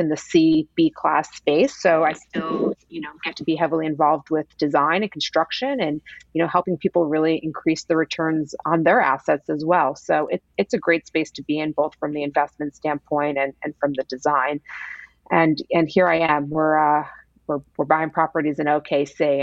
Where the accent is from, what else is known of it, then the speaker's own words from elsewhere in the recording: New York, United States; moved away; also born or lived in Los Angeles / Oklahoma City; born and raised in New York